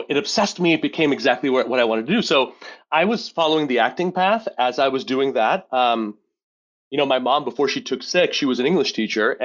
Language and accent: English; Montreal, Quebec, Canada; now in Rochester, United States; I grew up in Montreal, Quebec. I live in Rochester, New York